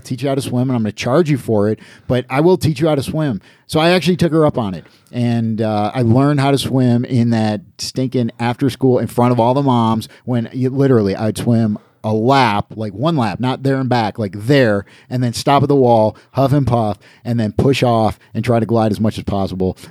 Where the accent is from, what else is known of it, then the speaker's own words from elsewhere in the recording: Niagara Falls, New York, United States; moved away as an adult; also born or lived in Atlanta; I grew up in Niagara Falls, New York, right on the Canadian border, on the American side